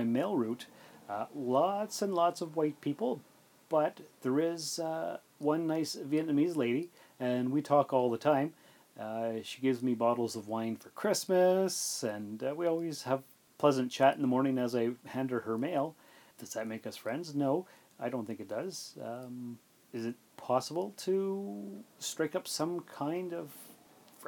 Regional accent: Sault Ste. Marie, Ontario, Canada; I grew up in Sault Ste. Marie, and our high school was filled with a lot of Native students

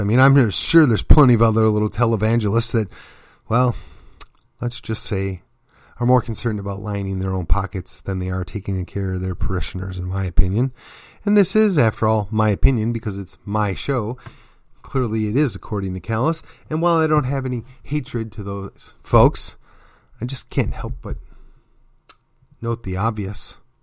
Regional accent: McKinney, Texas, United States; my hometown of McKinney, then in my county, Collin County, and then ultimately the state of Texas

